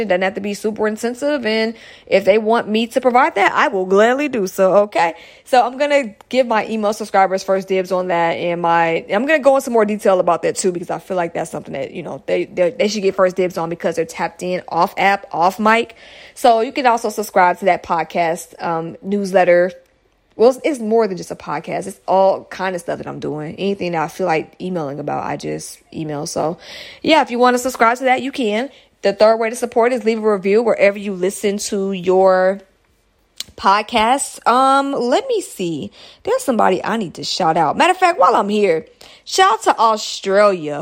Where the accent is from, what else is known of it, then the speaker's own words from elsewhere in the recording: United States; United States, that's my home country